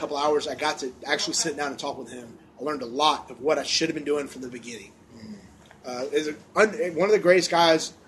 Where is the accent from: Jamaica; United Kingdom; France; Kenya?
United Kingdom; I'm British